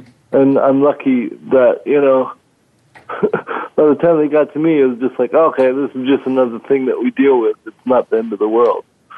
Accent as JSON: {"language": "English", "country": "Cameroon", "tie": "born there", "also_born_or_lived": "Minnesota", "moved": "yes", "said": "I was born in Cameroon, West Africa. My dad was a professor teaching English over there, and I happened along somewhere in there. And then from there, we moved to Minnesota"}